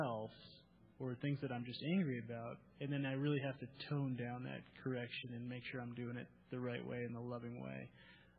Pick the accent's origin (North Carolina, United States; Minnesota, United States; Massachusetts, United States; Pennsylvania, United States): Massachusetts, United States; growing up in Massachusetts, my mom was really, you know, the one that was in the house